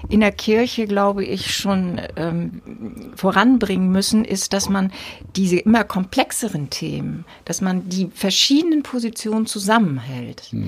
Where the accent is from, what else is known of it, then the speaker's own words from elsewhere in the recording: Wesselburen, Schleswig-Holstein, Germany; also Wesselburen